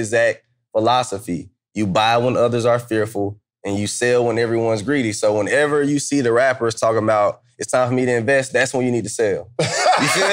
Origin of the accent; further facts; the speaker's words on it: Atlanta, Georgia, United States; moved away; also born or lived in Kansas; I'm from Atlanta